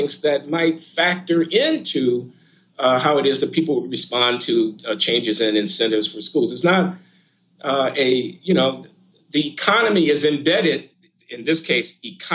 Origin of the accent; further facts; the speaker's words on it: United States; because I'm an American